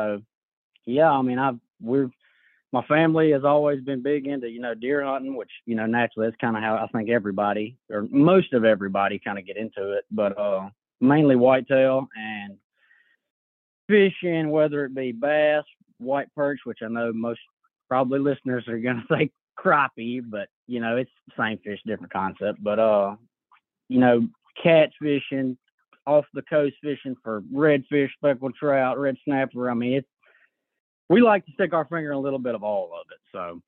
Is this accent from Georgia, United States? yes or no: no; Louisiana, United States; I'm 23, and I was born and raised in Franklin Parish, Louisiana, which is where I reside at now.